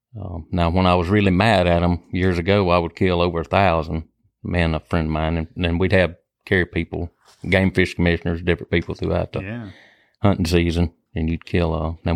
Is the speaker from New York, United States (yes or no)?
no; Stringer, Mississippi, United States; I grew up in South Jasper County, which is Stringer, Mississippi. Grew up hunting.